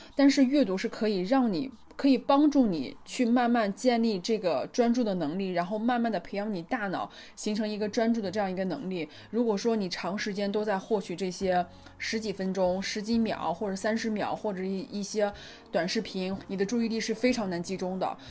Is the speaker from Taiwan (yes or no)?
no; China; 我回家之后，就回到中国之后